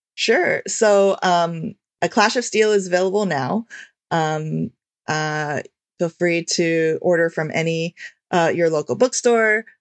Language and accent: English; United States; as an Asian American